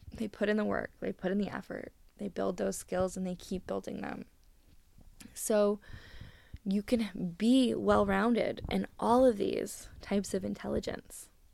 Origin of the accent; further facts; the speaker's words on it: Canada; I'm Canadian